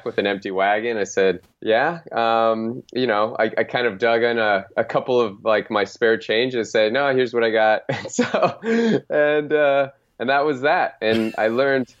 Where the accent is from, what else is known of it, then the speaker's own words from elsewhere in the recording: Phoenix, Arizona, United States; my hometown called the Phoenix Suns